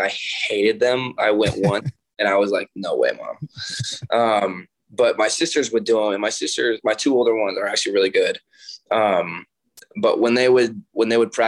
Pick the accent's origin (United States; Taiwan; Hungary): United States; Monroe, Washington; I was born and raised in Monroe, Washington.